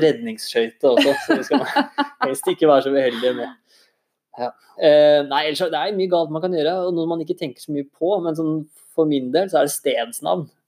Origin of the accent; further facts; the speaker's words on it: Innlandet / Eastern Norway, Norway; Jeg er jo fra, fra Innlandet eller fra Østlandet selv